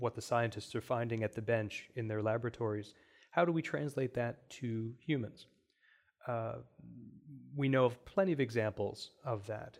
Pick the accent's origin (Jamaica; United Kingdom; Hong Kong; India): India; now in Cleveland, United States; as an Indian